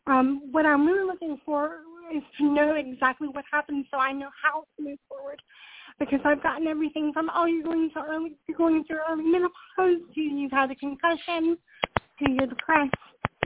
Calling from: Charlotte, North Carolina, United States; I'm calling from North Carolina.

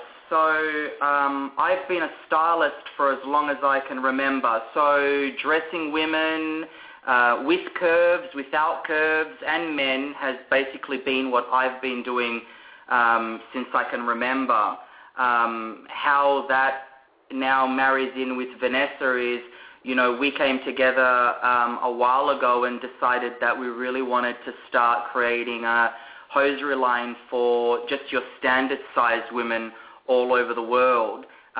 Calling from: Melbourne, Victoria, Australia; We are calling you all the way from Melbourne, Australia.

